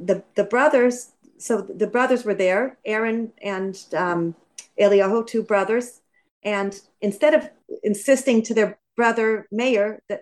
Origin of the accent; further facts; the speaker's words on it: California, United States; I'm originally from California, and so is my ex.